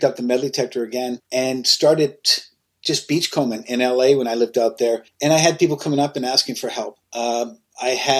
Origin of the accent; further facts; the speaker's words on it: Canada; I'm from Canada